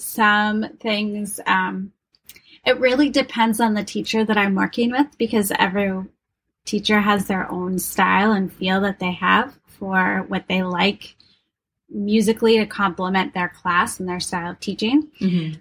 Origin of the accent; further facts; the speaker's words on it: Wisconsin, United States; moved away as an adult; also born or lived in Rochester, New York / Pittsburgh / West Coast; I'm originally from Wisconsin. Um, grew up there